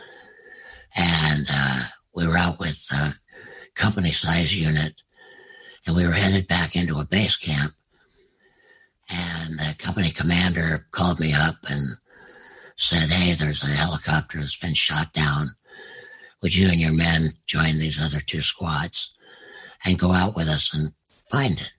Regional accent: United States; as an American

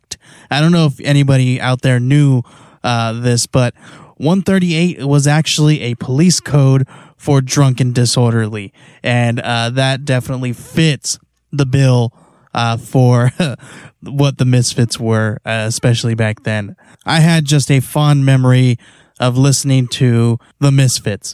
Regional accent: California, United States; moved away as an adult; now in Arizona, United States; we moved out to Arizona from California in, I think it was 2000, 2001. And I actually kind of stayed back. My mom moved out here. I was already 18

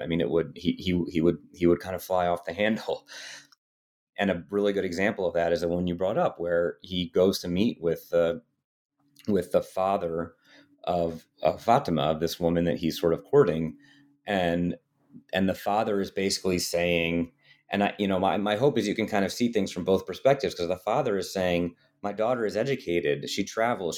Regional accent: United States; I had white skin and was from America

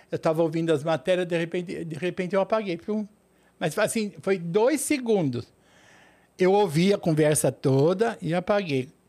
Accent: São Paulo, Brazil; born there; Em São Paulo.

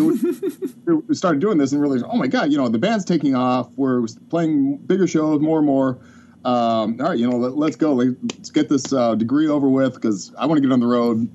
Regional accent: Bloomington, Indiana, United States; moved away as an adult; also born or lived in Vermont; I was in Bloomington from about um, from when I was five until I was about um, just after college

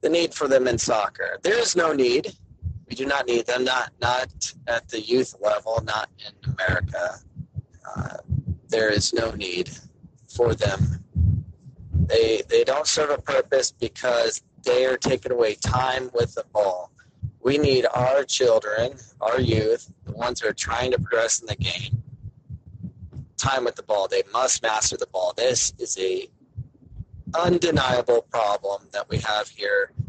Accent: Arizona, United States; I grew up in Arizona

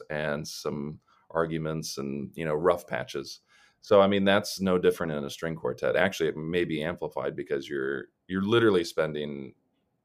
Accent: Columbus, Ohio, United States; moved away; also born or lived in Los Angeles; I'm originally from Columbus, Ohio

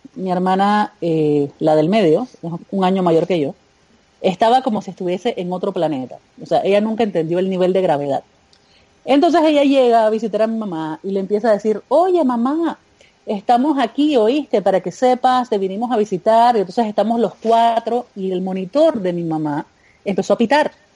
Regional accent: Panama; Cuando regresé a Panamá

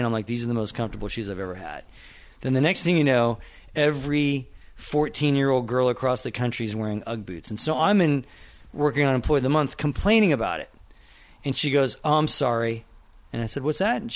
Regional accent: Norman, Oklahoma, United States; moved away; also born or lived in Red Bank, New Jersey; I grew up in Norman, Oklahoma, grew up with his kids

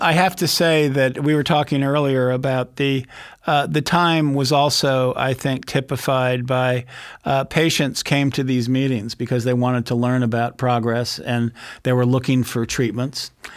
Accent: San Francisco Bay Area, California, United States; born or raised there

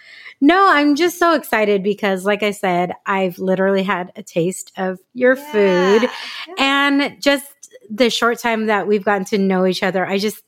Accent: San Diego, California, United States; a native San Diegan. Mm-hmm. So tell me your experience, because I grew up in North County.

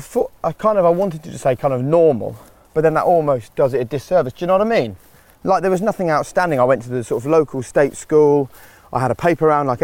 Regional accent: Norfolk, East of England, United Kingdom; also born or lived in Peterborough / Norwich; And then we moved to Norfolk in the late 80s, 1987.

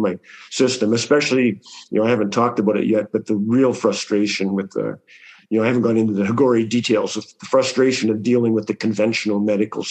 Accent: Canada; I'm Canadian.

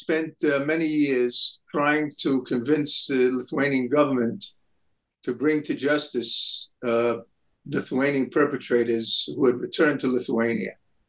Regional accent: New York City, New York, United States; now in Israel; I grew up in New York City in Brooklyn in an modern Orthodox home

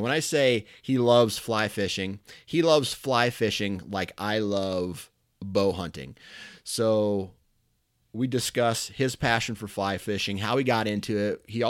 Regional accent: Iowa, United States; I am born and raised in Iowa.

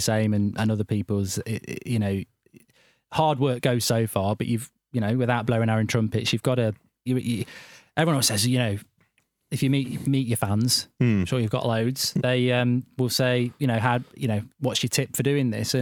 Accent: Nottingham, East Midlands, United Kingdom; also born or lived in Dublin; I'm from Nottingham

